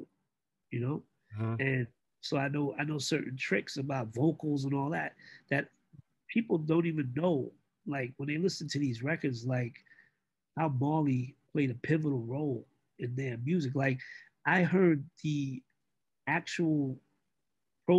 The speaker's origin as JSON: {"language": "English", "town": "New York City", "region": "New York", "country": "United States", "tie": "born or raised there", "said": "I grew up in East New York, Brooklyn, where it's survival of the fittest"}